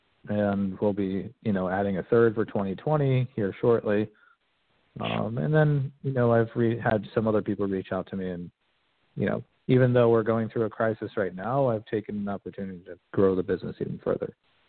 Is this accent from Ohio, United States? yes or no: no; Connecticut, United States; I'm from Connecticut originally. You know, I really haven't lived in the area for very long, for almost 20 years.